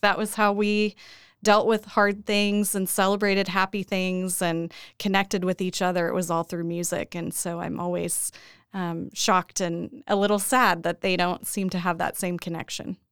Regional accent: Edmond, Oklahoma, United States; I grew up here in Oklahoma, uh, born and raised in Edmond

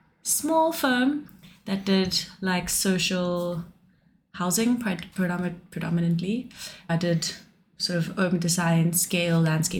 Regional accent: Johannesburg, Gauteng, South Africa; moved away as an adult; also born or lived in Cape Town; now in Rotterdam, Netherlands; I'm from Johannesburg originally in South Africa, but I moved to Cape Town when I was 19 to study fine art. Actually, and I lived in Cape Town for 10 years.

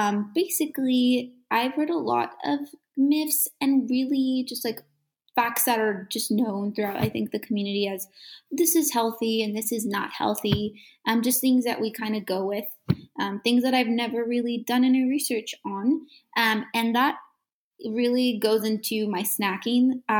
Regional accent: Byron, Georgia, United States; now in Athens, United States; I currently live in Athens, Georgia, but I'm originally from Byron, Georgia, which is a really small town.

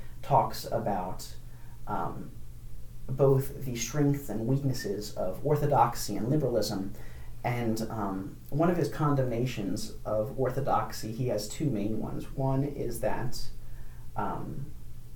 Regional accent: Upper Darby, Pennsylvania, United States; I grew up in Upper Darby, right outside of Philadelphia

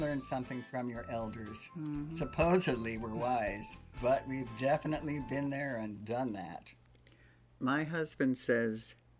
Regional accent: East Coast, United States; we grew up in the East Coast

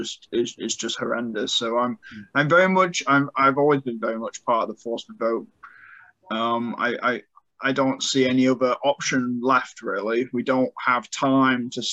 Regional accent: United Kingdom; moved away; my home country

